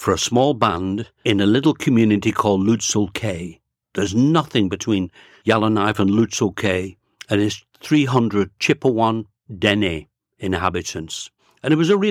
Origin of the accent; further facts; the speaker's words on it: Bolton, North West England, United Kingdom; moved away as an adult; also born or lived in Glasgow / London, Ontario / Grey County, Ontario; now in Canada; In 1949, I moved to Bolton, Lancashire. That's where I grew up. That's where I picked up my accent